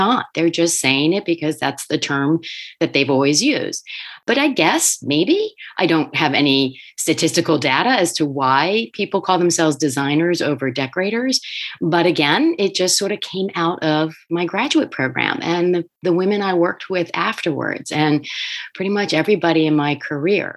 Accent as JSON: {"language": "English", "town": "Wilmington", "region": "Delaware", "country": "United States", "tie": "born or raised there", "said": "I grew up in Wilmington, Delaware"}